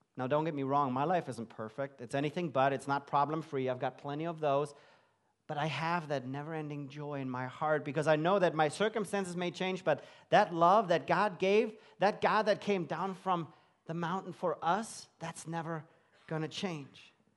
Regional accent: Germany; moved away as an adult; also born or lived in London, England; I grew up in Germany

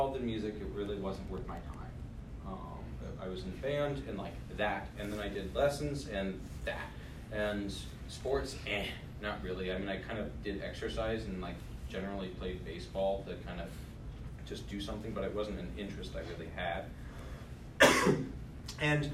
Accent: Burke, Virginia, United States; also born or lived in Rochester, New York; We moved back down here. I actually grew up down Old Key Mill Road that way at Nativity.

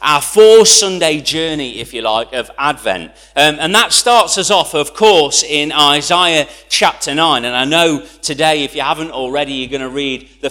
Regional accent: United Kingdom; I'm British

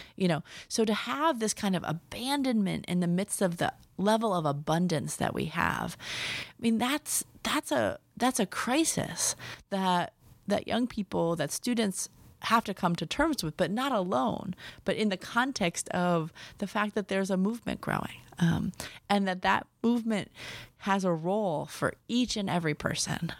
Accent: Milwaukee, Wisconsin, United States; So I was raised in Milwaukee, Wisconsin

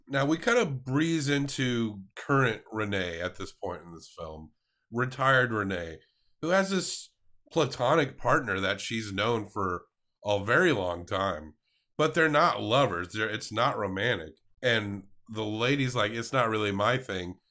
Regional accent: the South, United States; as a Southerner, I literally ate the weight of this city in pork throughout my lifetime

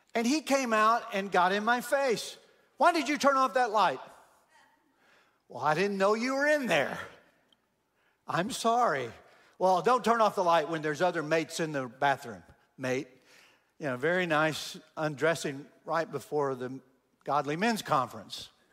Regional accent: Texas, United States; I'm from Texas, born and raised in Texas

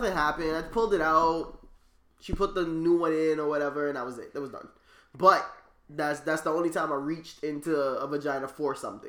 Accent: New York City, New York, United States; also born or lived in East Harlem, New York; I grew up in Brooklyn, and then I came to Harlem at the age of 16, literally on my birthday.

